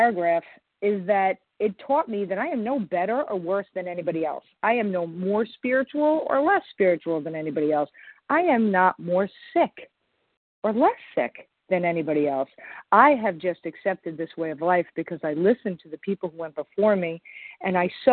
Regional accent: Long Island, New York, United States; I'm from Long Island, New York

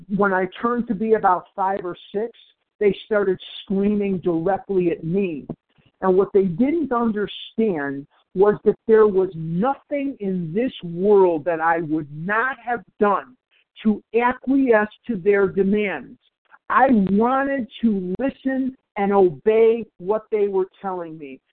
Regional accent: Chicago, Illinois, United States; I'm born and raised in Chicago. There's Lake Michigan going through my veins.

